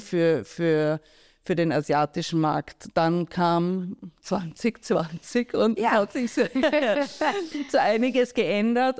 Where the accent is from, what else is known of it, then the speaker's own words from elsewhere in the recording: Graz, Styria, Austria; moved away; also born or lived in New York; ich bin in Graz aufgewachsen